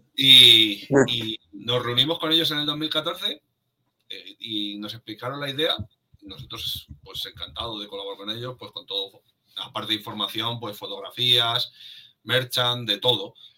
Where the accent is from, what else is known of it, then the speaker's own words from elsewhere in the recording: Madrid, Community of Madrid, Spain; los que somos de Madrid, es como hemos vivido ahí nuestra infancia